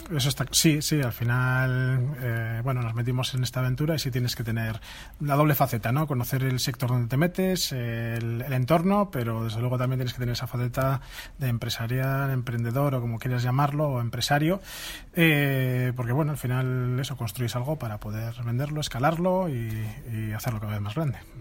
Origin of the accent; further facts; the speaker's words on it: Vitoria-Gasteiz, Basque Country, Spain; yo soy de Vitoria